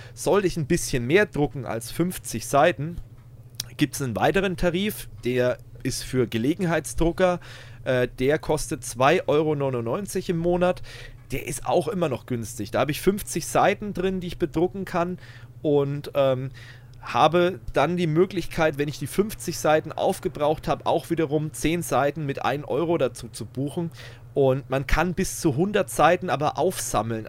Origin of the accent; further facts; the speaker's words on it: Germany; bei uns in Deutschland